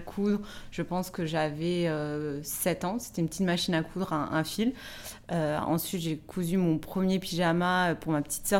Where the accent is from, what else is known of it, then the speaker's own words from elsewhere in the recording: Nancy, Grand Est, France; moved away as an adult; also born or lived in Lebanon; now in Paris, France; je suis originaire de Nancy. Euh, j'ai, habité huit ans au Liban et là, je suis de retour en France depuis, depuis 3 mois.